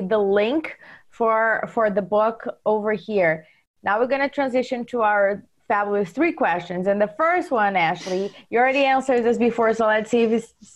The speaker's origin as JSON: {"language": "English", "country": "Brazil", "tie": "born or raised there", "second_language": "English", "moved": "as an adult", "lives_now": "United States", "said": "I was born in Brazil. I didn't know what real estate meant when I moved here."}